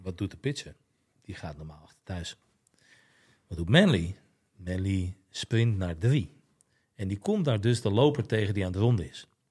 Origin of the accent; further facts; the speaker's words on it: Netherlands; je eigen land